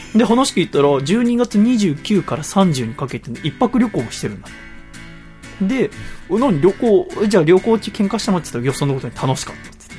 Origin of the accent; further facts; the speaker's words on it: Yokohama, Kanagawa, Japan; also born or lived in Tochigi; 横浜生まれ横浜育ちなんですけど、1年間だけ栃木にいたことがあって